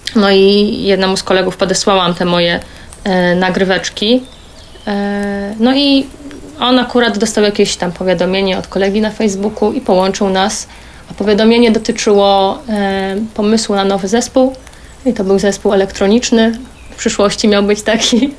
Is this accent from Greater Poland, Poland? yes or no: no; Silesian Voivodeship, Poland; ze Śląska